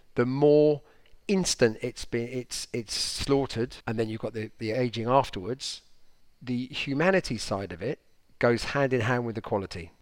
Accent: United Kingdom; now in France; us Brits

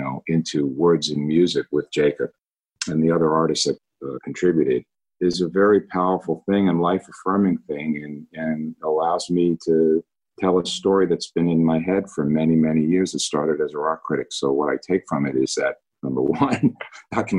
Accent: New York, United States; now in California, United States; I grew up in New York

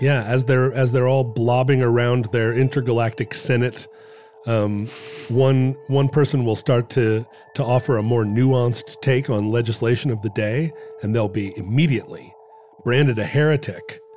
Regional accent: Anchorage, Alaska, United States; when I was a kid growing up in Anchorage

